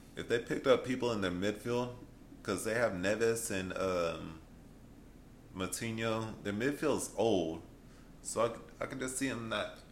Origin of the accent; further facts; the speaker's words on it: United States; we're from America